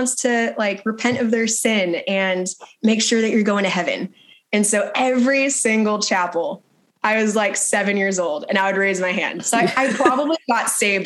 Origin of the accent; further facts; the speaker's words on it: Texas, United States; I grew up in Texas for the most part